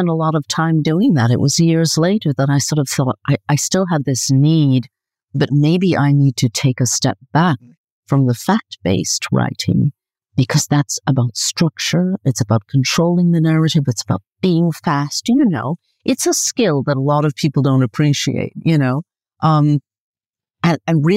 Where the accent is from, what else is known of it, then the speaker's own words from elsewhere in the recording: New York, United States; moved away as an adult; also born or lived in Caribbean / California; now in Italy; So I'm from New York originally. I did live in the Caribbean for a bit, for a few years in my childhood